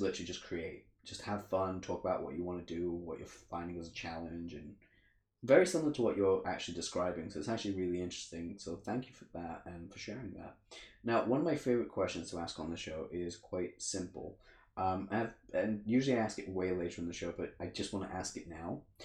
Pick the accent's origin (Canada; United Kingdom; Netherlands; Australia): United Kingdom; England; also born or lived in Africa; I grew up in Africa for the first four years, and then I moved to England, where I've lived here for twenty five years ish.